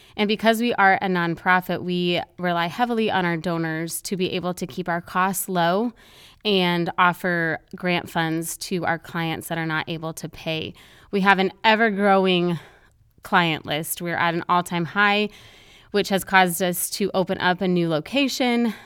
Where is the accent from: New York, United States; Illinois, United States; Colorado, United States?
Colorado, United States; moved away; I'm from Colorado, we go home for Christmas